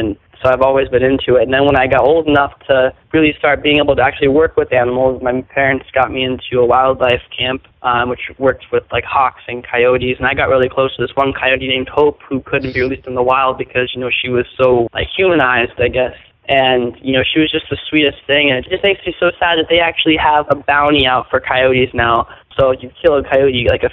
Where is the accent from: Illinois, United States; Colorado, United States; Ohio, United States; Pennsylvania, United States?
Ohio, United States; my home state of Ohio